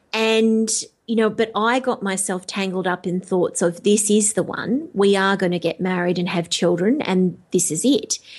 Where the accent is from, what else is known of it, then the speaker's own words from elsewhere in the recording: Melbourne, Victoria, Australia; Melbourne, which is, uh, you know, that my, my hometown